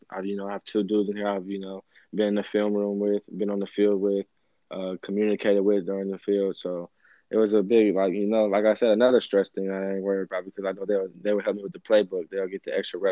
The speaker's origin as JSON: {"language": "English", "region": "Arizona", "country": "United States", "tie": "born or raised there", "said": "growing up in Arizona"}